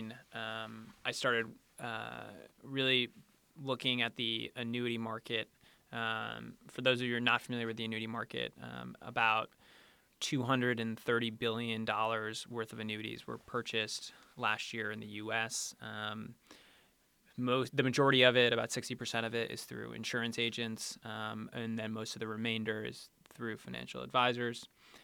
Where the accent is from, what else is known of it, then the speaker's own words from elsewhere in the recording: Leeds, Maine, United States; So I grew up in Leeds, Maine, a zero stoplight town, and went to Penn for undergrad.